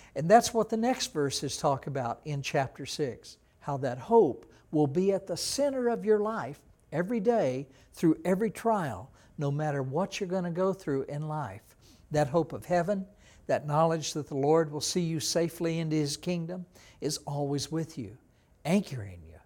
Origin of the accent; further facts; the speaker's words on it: Texas, United States; I was from Texas. We didn't have an ocean in Texas like